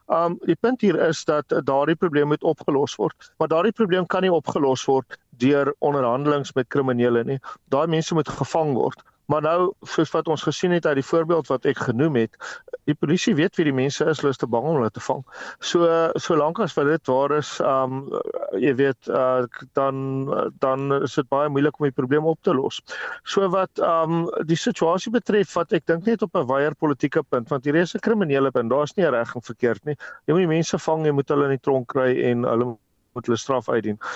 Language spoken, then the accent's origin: Afrikaans; South Africa; as 'n Suid-Afrikaner